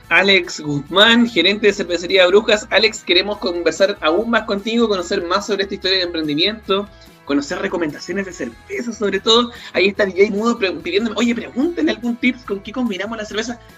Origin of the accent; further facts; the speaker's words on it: Santiago, Santiago Metropolitan Region, Chile; moved away as an adult; now in Salamanca, Chile; yo soy de Santiago.